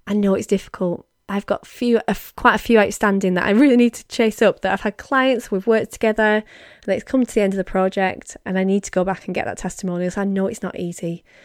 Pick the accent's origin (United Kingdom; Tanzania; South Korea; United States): United Kingdom; as a Brit